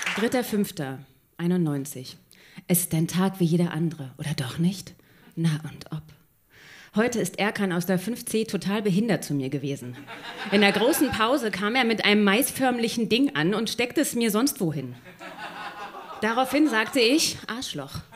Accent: Berlin, Germany; ich bin halt in Kreuzberg aufgewachsen, hier genau um der Ecke

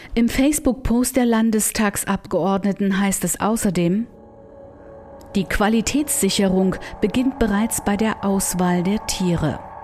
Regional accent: Germany; Ich bin in der DDR groß geworden.

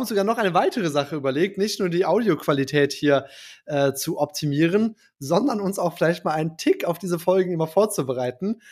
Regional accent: Germany; ich als Deutscher

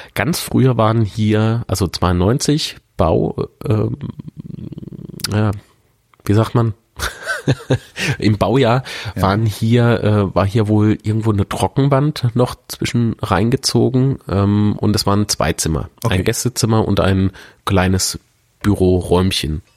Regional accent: Rhineland-Palatinate, Germany; now in Coburg, Germany; an meine alte Heimat erinnert. Ich komme aus Rheinland-Pfalz

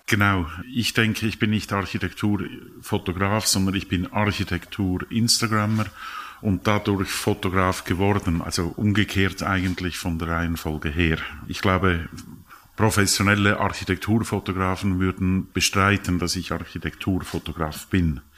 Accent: Lucerne, Switzerland; also born or lived in Zurich; ich bin in Luzern aufgewachsen

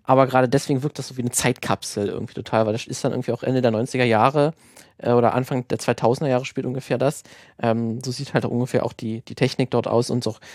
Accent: Germany; gerade als Deutscher, der die Grimms Märchen immer natürlich als Kind auch äh, vorgelesen bekommen hat

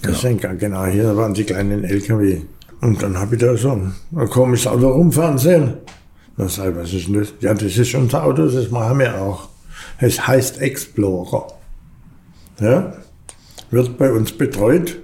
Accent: Backnang, Baden-Württemberg, Germany; also born or lived in Rieden near Dasing, Bavaria; Und dann ist man dahergezogen nach Backnang, da hat meine Oma gelebt. Ja, und dann bin ich in Maubach in die Schule gegangen.

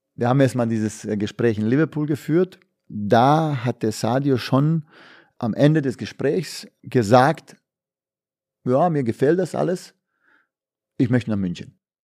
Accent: Bosnia & Herzegovina; now in Germany; bei uns in Jugoslawien, in Bosnien

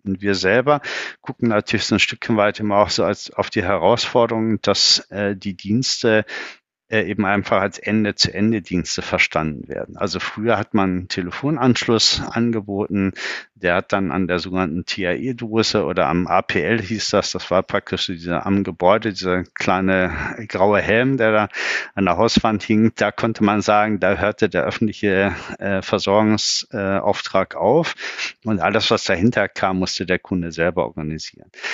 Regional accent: Bückeburg, Lower Saxony, Germany; geboren in Bückeburg

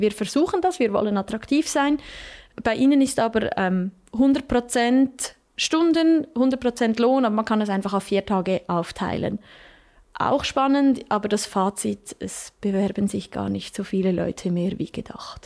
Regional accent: Switzerland; bei uns in der Schweiz

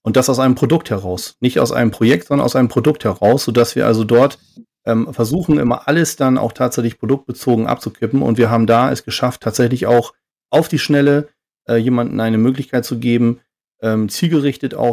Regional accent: Oldenburg, Lower Saxony, Germany; born there; ich bin 43 Jahre alt, äh, komme gebürtig aus Oldenburg

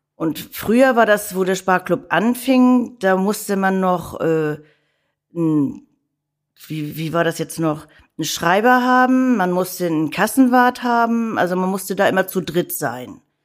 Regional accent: Hamburg, Germany; Ich bin echte Hamburgerin. Gebürtig und geborene Hamburgerin, die hier in Hamburg selten sind

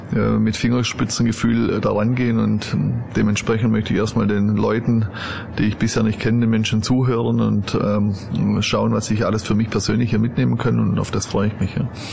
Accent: Stuttgart area, Baden-Württemberg, Germany; first language German; moved away as an adult; also born or lived in Cologne / Westallgäu; now in Wolfsberg, Austria; Ich bin in Süddeutschland äh, aufgewachsen, im Gürtel von äh, Stuttgart

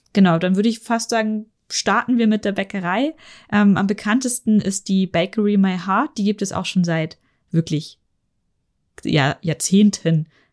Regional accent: Germany; also born or lived in Munich; ich als Deutscher

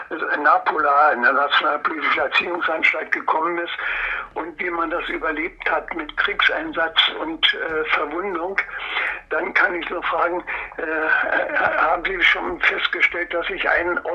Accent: Templin, Brandenburg, Germany; born there; Ja, äh, geboren bin ich in Templin in Ockermark. da wo Angela Merkel äh, zu Hause ist.

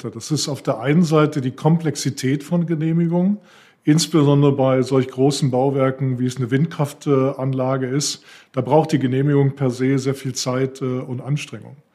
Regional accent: Northern Germany, Germany; Ich äh, tendiere als Norddeutscher dazu, eher Tee zu trinken äh, als Kaffee.

